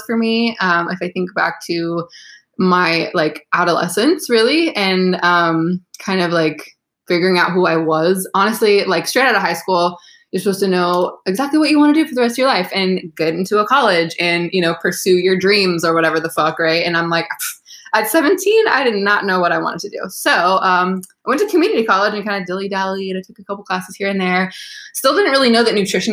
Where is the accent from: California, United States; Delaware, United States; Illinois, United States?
California, United States; Sacramento; moved away as an adult; also born or lived in Buffalo, New York / San Luis Obispo, California; now in South Bay, Los Angeles, United States; I'm actually from Northern California in Sacramento